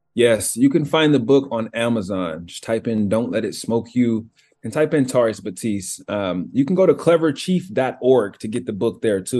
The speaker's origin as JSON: {"language": "English", "town": "Cartersville", "region": "Georgia", "country": "United States", "moved": "as an adult", "lives_now": "Seattle, United States", "said": "I'm from Georgia, from this small town in Georgia called Cartersville. Um, I live in Seattle now"}